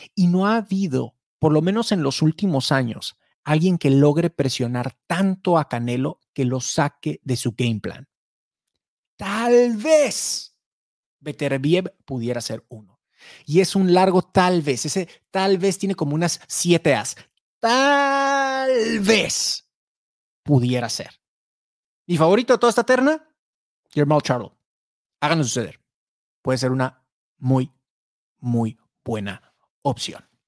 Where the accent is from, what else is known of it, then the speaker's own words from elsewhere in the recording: Mexico; los mexicanos somos chapitos